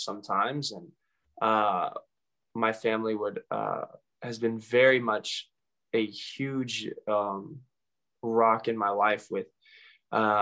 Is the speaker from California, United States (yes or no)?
no; Mount Juliet, Tennessee, United States; I grew up here in Mount Juliet pretty much all my life.